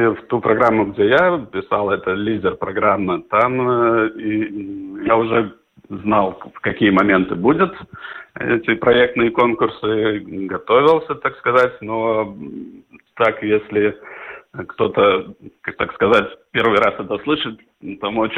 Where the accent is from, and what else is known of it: Dagda, Latgale, Latvia; born or raised there